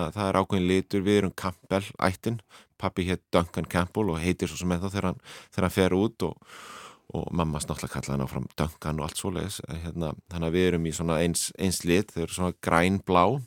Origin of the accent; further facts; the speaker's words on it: Reykjavík, Capital Region, Iceland; Ég er alinu upp á Hólavallagötu við Landagötu í Vestubærum